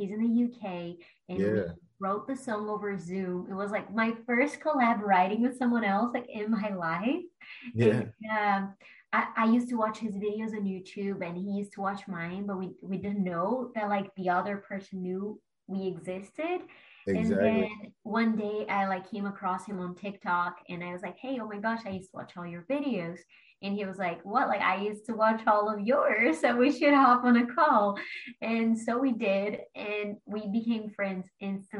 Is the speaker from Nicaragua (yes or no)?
no; Brazil; moved away as an adult; now in Los Angeles, United States; I'm from Brazil originally, and I like went to college